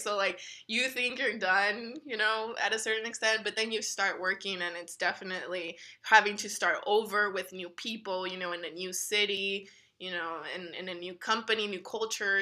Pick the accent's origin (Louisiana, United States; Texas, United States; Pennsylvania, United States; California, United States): Texas, United States; El Paso; moved away as an adult; also born or lived in Missouri; growing up in El Paso and never really leaving